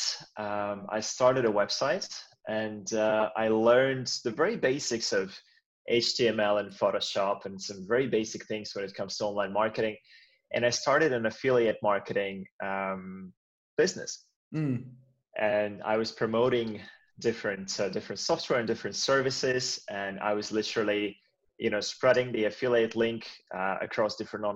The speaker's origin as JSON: {"language": "English", "country": "Latvia", "tie": "born or raised there", "moved": "yes", "lives_now": "Finland", "said": "I've been in Finland for many, many years now, and I'm Finnish now, but I was actually born somewhere else. I was born in Latvia"}